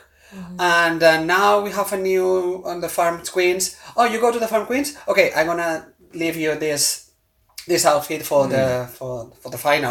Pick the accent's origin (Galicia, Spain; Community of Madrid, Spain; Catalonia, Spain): Catalonia, Spain; English is a second language; I'm from Catalonia and I'm independentist